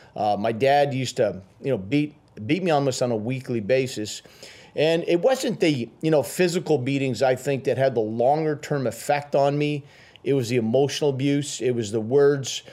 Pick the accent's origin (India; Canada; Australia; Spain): Canada; Timmins, Ontario; also born or lived in Ottawa / Sudbury; I was raised, uh, in a place called Timmins